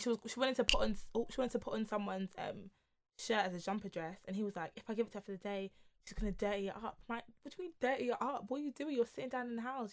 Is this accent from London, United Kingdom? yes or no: yes; London, United Kingdom; we grew up in London